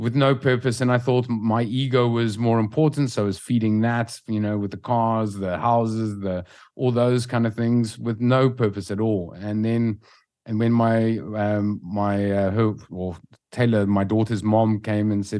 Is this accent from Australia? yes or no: no; South Africa; moved away as an adult; now in Lisbon, Portugal; We're from South Africa originally